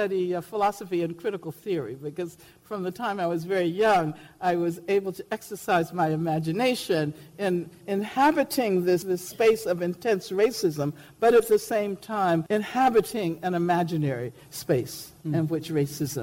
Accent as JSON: {"language": "English", "town": "Birmingham", "region": "Alabama", "country": "United States", "tie": "born or raised there", "said": "when I was growing up in Birmingham"}